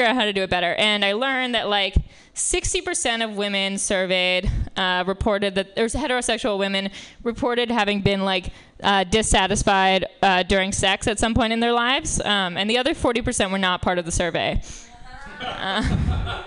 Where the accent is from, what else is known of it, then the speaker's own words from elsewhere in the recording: New York, United States; I grew up in Manhattan